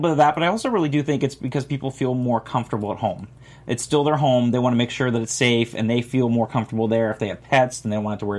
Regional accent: Florida, United States; I'm from Florida.

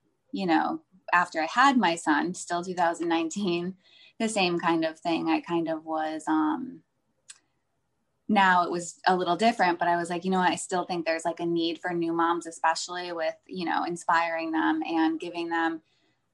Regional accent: Northeast, United States; also born or lived in California; now in Florida, United States; I live in Florida. I am from the Northeast, so I have like Northeastern vibes in my blood.

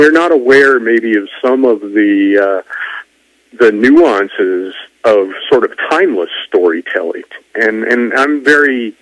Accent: Wyoming, United States; I'm a kid from Wyoming

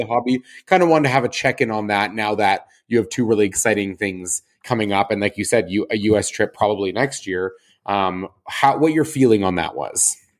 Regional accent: Calgary, Alberta, Canada; now in Toronto, Canada; my hometown

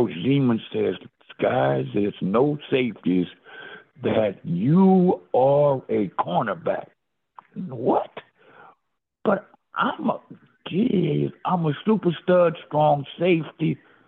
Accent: Texas, United States; I'm from Texas. I'm tough. Texans don't cry.

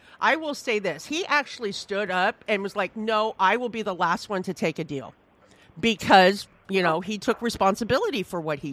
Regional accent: Iowa, United States; I'm from Iowa

